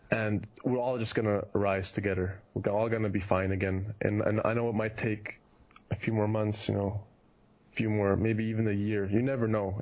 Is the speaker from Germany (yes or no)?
yes; Germany; moved away as an adult; also born or lived in Kitchener, Canada; now in United States; Europe because that's where I grew up